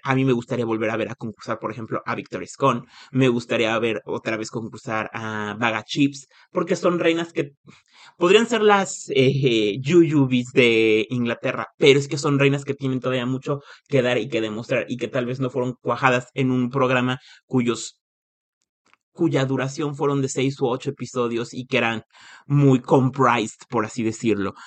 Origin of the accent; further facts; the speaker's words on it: Mexico; moved away; Soy de México